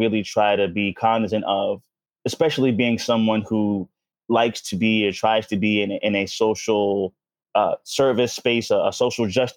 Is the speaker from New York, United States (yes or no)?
yes; New York City, New York, United States; moved away as an adult; also born or lived in Washington, D.C.; I grew up in Harlem during the crack era